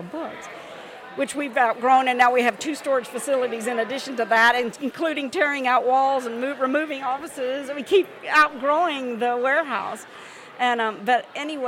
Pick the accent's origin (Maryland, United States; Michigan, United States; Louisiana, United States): Louisiana, United States; moved away; I'm from Louisiana